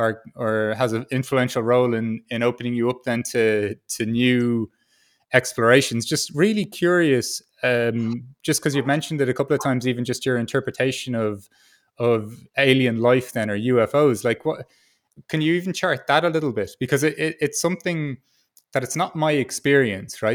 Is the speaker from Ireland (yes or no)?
yes; Ireland; as an Irish person